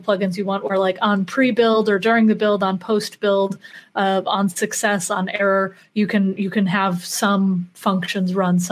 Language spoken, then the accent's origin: English; Chicago, Illinois, United States; moved away; I'm originally from Chicago, so it's nice to be back home